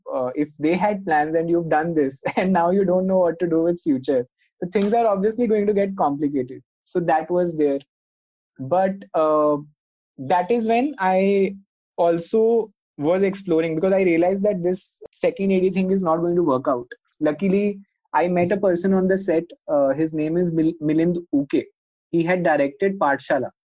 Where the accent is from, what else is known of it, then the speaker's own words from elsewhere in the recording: Punjab, India; moved away; I am from Punjab